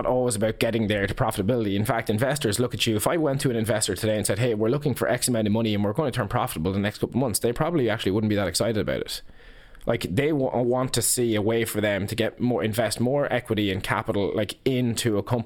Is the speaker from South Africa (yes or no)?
no; Ireland; as Irish business people